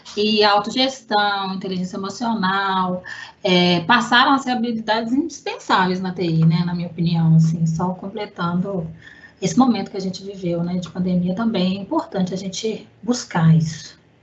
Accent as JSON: {"language": "Portuguese", "town": "Belo Horizonte", "region": "Minas Gerais", "country": "Brazil", "said": "Eu sou mineira de Belo Horizonte"}